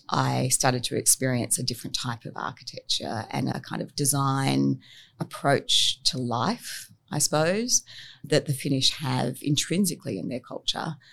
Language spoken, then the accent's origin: English; Australia; moved around a lot when I was growing up. I grew up in Sydney, Perth, Melbourne